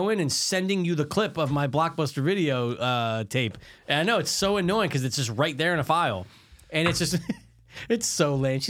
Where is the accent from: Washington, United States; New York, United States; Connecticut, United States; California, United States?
Connecticut, United States; yeah, I'm from Connecticut.